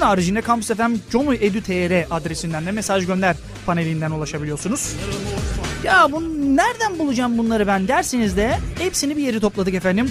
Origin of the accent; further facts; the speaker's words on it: Thrace, Tekirdağ, Turkey; now in Çanakkale, Turkey; ailem benim Tekirdağ'dadır. Aslen de 40'lar 50'liyim. Yani Trakya'dan dışarı çıkmış bir insan değilim.